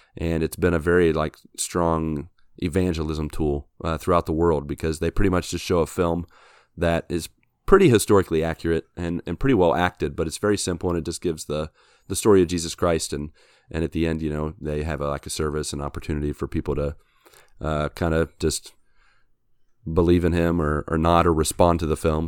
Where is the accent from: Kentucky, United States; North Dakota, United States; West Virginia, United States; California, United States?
West Virginia, United States; moved away; I'm from West Virginia